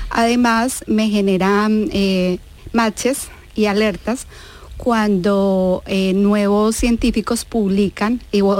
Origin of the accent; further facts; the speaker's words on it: Colombia; moved away as an adult; also born or lived in Granada; now in Seville, Spain; En Sevilla ya seis años. Em, y yo nací en Colombia, en Colombia.